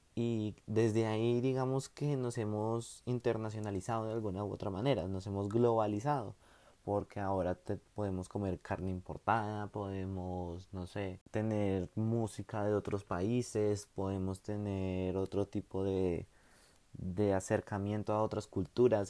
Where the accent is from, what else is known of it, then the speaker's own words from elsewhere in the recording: Bogotá, Colombia; yo soy bogotano.